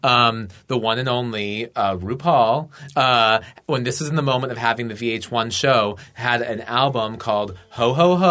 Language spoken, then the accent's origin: English; Washington, District of Columbia, United States; also born or lived in Atlanta, Georgia, United States; I grew up in the D.C. area, I was born in Atlanta.